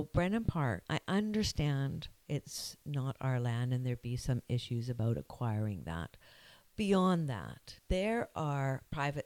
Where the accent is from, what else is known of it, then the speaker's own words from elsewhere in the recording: Victoria, British Columbia, Canada; also born or lived in Cayman Islands; now in Squamish, Canada; I grew up in Victoria, and we belonged to the YMCA